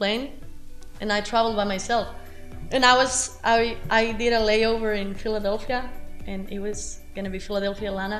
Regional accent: Spain; English is a second language; moved away as an adult; now in Americus, United States; I'm from Spain

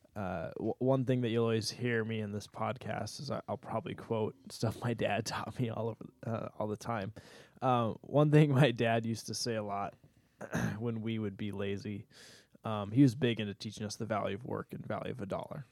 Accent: United States

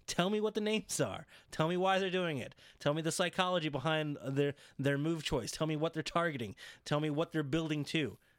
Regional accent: Houston, Texas, United States; I'm from Houston.

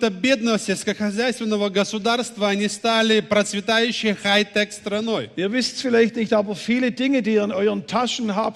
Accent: Baden-Württemberg, Germany; accent: Swabian; Ihr hört vielleicht, ich komme aus dem Schwabenland, der Hauptstadt des Automobils.

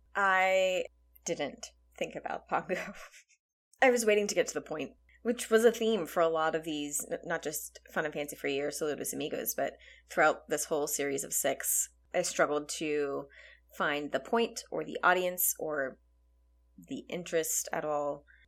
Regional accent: Texas, United States; we grew up in Texas where pinatas were a regular part of birthday celebrations

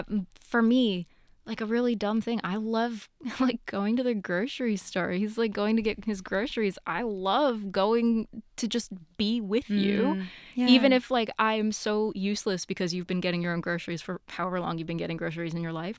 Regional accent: New York, United States; No, that's very far. I'm from New York.

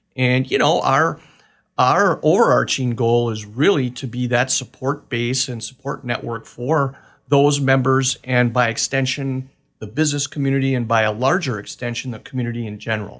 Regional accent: Manitowoc, Wisconsin, United States; moved away as an adult; now in Oshkosh, United States; I'm originally from Manitowoc

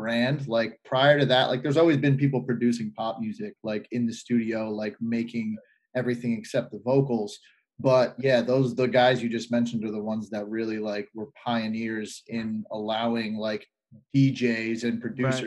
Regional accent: Lehigh Valley, Pennsylvania, United States; We're both from the Lehigh Valley

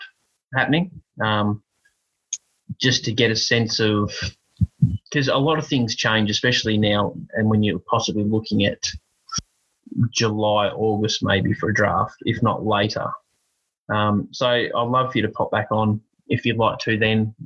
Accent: Australia; I'm Australian and they say our English isn't that good either

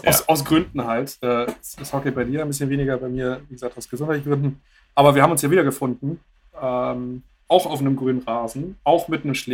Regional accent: Lower Saxony, Germany; now in Bremen, Germany; Ich komme zumindest aus dem, aus dem Bremer Umland.

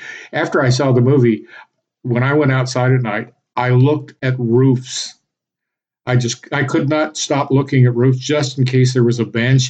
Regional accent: Texarkana, United States; my hometown is Texarkana, because it's supposed to be Texas, Arkansas, and Louisiana, where everything meets.

